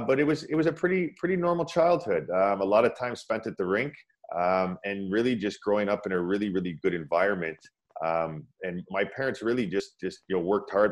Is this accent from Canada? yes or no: yes; Pickering, Ontario, Canada; also born or lived in Scarborough / Toronto; I was born in Scarborough, and uh, they moved out to Pickering